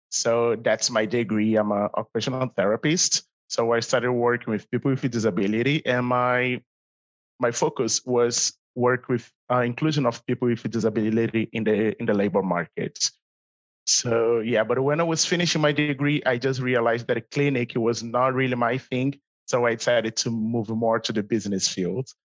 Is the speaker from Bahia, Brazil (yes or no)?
no; Rio de Janeiro, Brazil; English is a second language; moved away as an adult; So I'm original from Brazil, Rio, especially, or for everyone who speaks Portuguese, Rio de Janeiro.